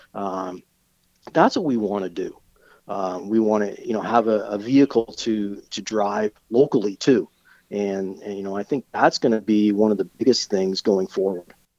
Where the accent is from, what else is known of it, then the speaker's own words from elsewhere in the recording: Brampton, Ontario, Canada; moved away; my home town of Brampton